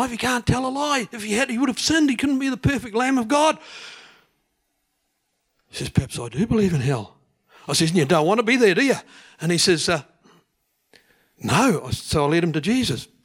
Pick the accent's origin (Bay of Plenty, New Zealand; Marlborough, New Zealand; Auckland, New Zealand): Bay of Plenty, New Zealand; Te Puna; Te Puna.